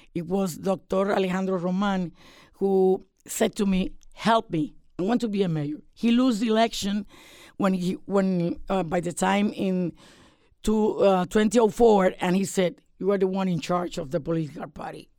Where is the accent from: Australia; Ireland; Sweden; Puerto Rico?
Puerto Rico; Puerto Rico is a territory, but we are American citizens too.